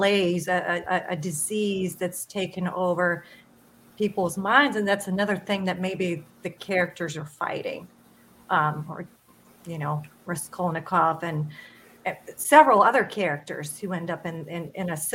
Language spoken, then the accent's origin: English; Lithuania; moved away; I grew up in Lithuania